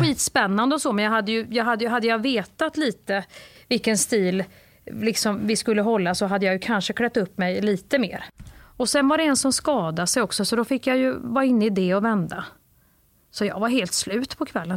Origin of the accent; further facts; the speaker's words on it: Värmland, Sweden; moved away; när jag var liten i Värmland